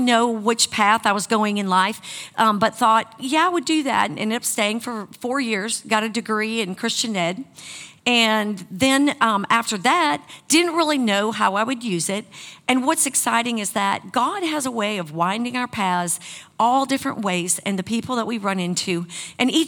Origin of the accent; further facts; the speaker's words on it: Wisconsin, United States; moved away; I grew up in Wisconsin